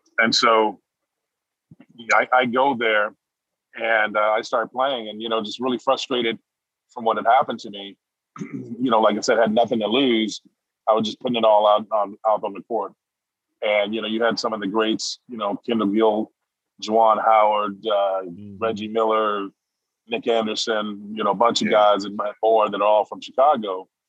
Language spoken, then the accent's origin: English; Heidelberg, Baden-Württemberg, Germany; also born or lived in Jackson, Mississippi; Well, so I was born in Jackson, Mississippi, and I was raised partially in Heidelberg, Germany.